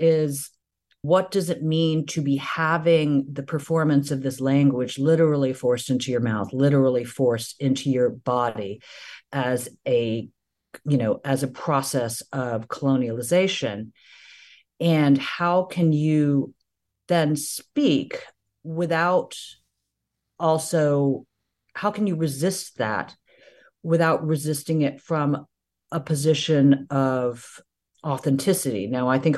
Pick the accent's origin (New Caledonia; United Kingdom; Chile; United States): United States; Houston, Texas; my childhood home where I had spent my entire life